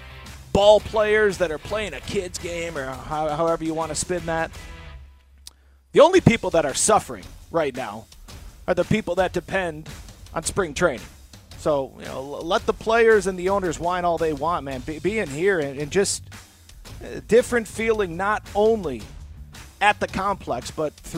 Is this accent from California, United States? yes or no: no; Michigan, United States; as a young man growing up in Michigan